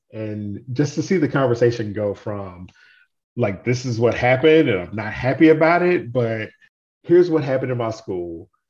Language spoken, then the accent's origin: English; the South, United States; And I would love to see like Teach Plus have a presence throughout the SEC because I'm from the South.